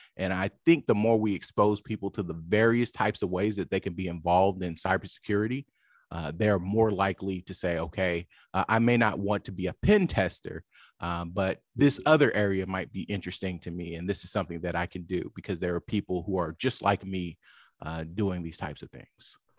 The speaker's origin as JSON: {"language": "English", "town": "Lawton", "region": "Oklahoma", "country": "United States", "tie": "born or raised there", "also_born_or_lived": "Washington, D.C. / London", "moved": "as an adult", "said": "I grew up in Lawton, Oklahoma, which is a small town"}